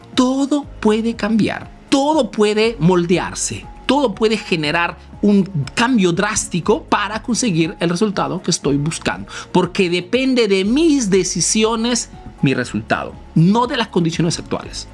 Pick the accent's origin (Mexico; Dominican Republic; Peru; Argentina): Peru; now in Italy; soy un emprendedor peruano que vive ese negocio en Italia